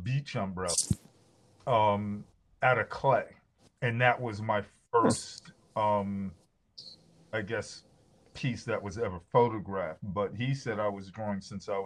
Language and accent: English; Scotch Plains, New Jersey, United States; also born or lived in Newark, New Jersey; I grew up in Scotch Plains, New Jersey